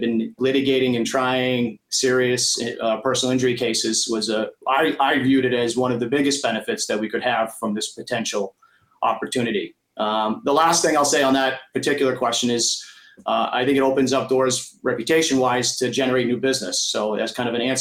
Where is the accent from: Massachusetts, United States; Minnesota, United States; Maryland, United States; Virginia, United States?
Massachusetts, United States; Millbury; I grew up in Millbury, a small little town outside of Worcester